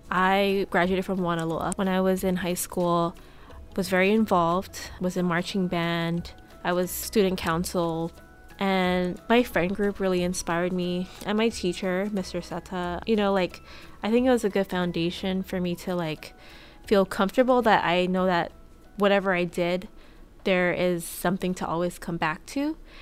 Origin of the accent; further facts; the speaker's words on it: Hawaii, United States; moved away as an adult; I had a good childhood growing up in Hawaii.